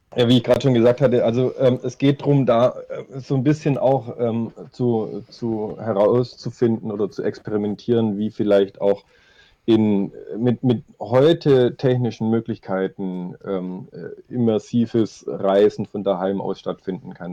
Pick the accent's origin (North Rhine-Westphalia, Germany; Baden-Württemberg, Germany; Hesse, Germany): Baden-Württemberg, Germany; Stuttgart; also born or lived in Nürtingen; ich komme aus Stuttgart, ähm, lebe und arbeite hier